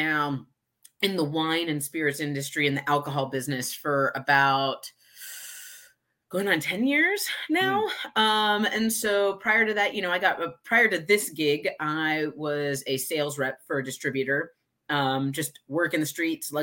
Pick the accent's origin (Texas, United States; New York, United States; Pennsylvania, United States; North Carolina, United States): Texas, United States; Houston; now in Austin, United States; I'm in Austin, but I was born and raised in Houston.